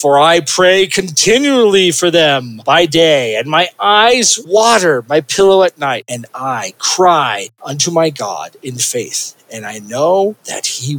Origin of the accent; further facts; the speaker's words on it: United States; us U.S. folks always say we're American.